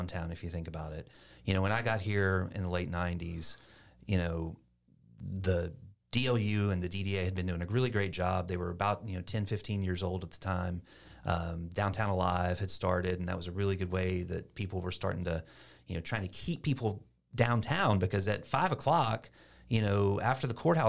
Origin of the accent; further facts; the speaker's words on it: Shreveport, Louisiana, United States; also born or lived in Sulphur / Lafayette; But so normally I say Shreveport, but I was born in Sulphur. Louisiana.